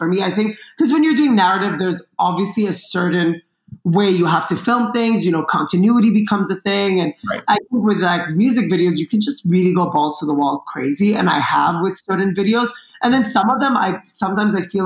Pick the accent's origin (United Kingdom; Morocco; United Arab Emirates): United Arab Emirates; Dubai; also born or lived in Lebanon; now in Los Angeles, United States; I grew up in Dubai